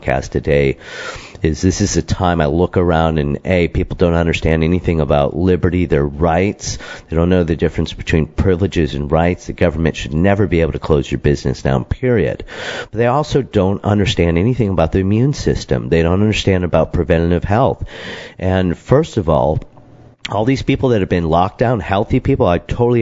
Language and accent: English; Michigan, United States; when we were growing up in Michigan